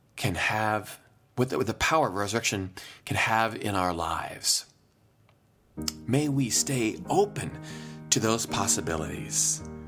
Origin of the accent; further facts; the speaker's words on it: Iowa, United States; moved away; also born or lived in Chicago area; I grew up in Iowa